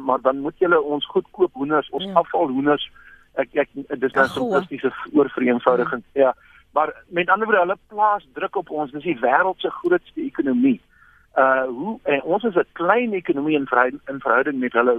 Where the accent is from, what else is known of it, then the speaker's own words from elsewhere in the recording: South Africa; as Afrikaners